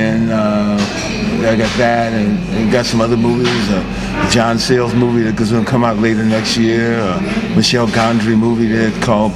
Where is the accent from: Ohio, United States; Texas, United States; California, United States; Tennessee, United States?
California, United States; San Francisco; also born or lived in Hunters Point, San Francisco; I grew up in Haight-Ashbury. I still live in Haight-Ashbury now